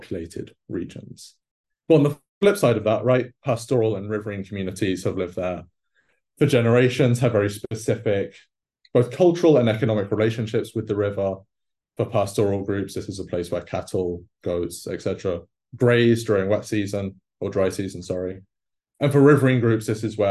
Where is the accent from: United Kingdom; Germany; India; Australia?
United Kingdom; England; moved away; growing up in England